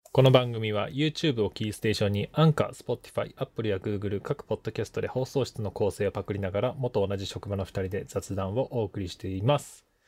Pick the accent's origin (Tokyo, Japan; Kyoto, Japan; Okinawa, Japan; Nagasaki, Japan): Tokyo, Japan; Hino; 僕の実家の方の日野市なんですけど、東京の。